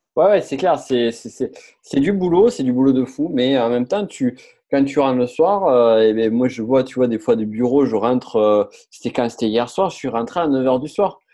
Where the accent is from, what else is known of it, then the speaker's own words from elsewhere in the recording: Toulouse, Occitania, France; je viens de Toulouse.